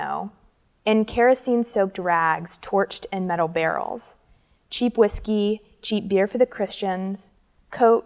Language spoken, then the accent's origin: English; Alabama, United States; we're both from Alabama.